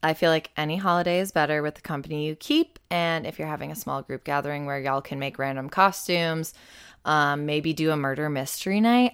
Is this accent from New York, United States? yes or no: yes; Buffalo, New York, United States; growing up in Buffalo has meant that it's been snowy and very cold for several Halloweens